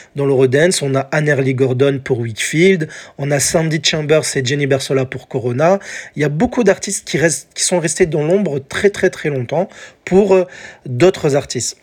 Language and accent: French; France; chez nous en France